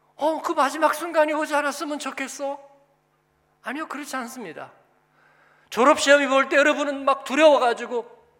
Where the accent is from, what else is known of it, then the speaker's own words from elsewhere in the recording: South Korea; moved away as an adult; also born or lived in Germany; now in Frankfurt, Germany; 내가 공부하고 한국에서 태어나고 어떻게 하다가 독일에 와서 살고 사역하고